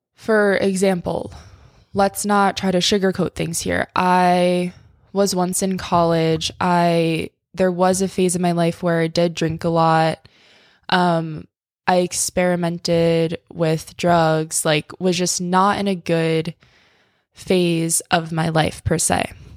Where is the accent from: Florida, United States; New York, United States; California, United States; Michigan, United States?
New York, United States; I'm from New York. I'm used to the city